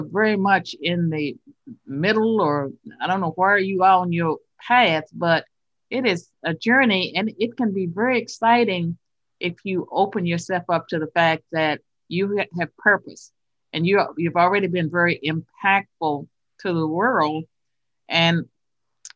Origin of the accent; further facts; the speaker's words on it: the South, United States; accent: Southern; my funny Southern accent